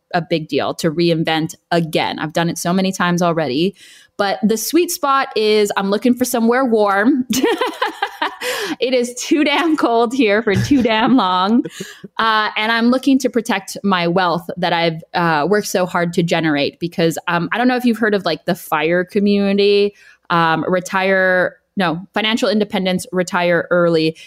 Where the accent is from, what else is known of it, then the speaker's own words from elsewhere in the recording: Los Angeles, California, United States; moved away as an adult; also born or lived in Boston / Beijing / London; now in Berlin, Germany; I am originally from Los Angeles, California